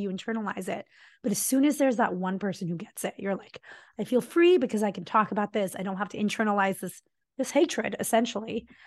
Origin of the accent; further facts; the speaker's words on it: Mumbai, Maharashtra, India; moved away; we're South India and I grew up in Mumbai